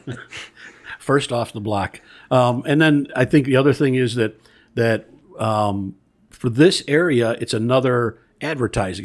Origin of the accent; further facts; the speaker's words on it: Bellwood, Illinois, United States; I grew up in Bellwood